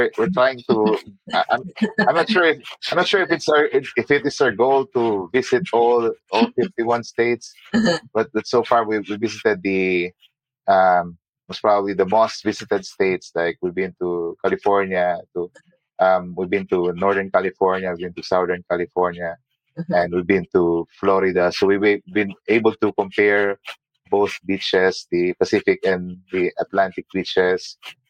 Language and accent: English; Abu Dhabi, United Arab Emirates; now in United States; I mean, it's similar to Abu Dhabi. We came from Abu Dhabi. It's hot and it's humid.